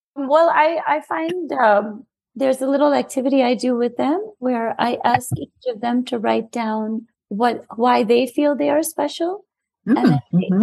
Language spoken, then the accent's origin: English; New York City, New York, United States; I'm South Asian and I was born and raised in New York